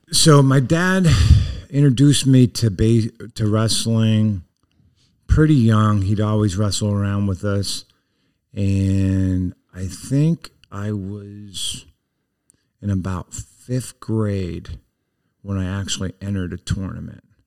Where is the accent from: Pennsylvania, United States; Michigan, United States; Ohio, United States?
Pennsylvania, United States; Plymouth; also born or lived in Back Mountain; we ended up moving to Plymouth in my kindergarten year